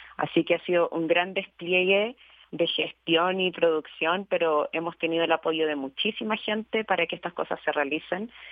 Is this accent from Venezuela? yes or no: no; Chile; now in Mexico; yo soy chilena, en este país, al encontrarme en este país viviendo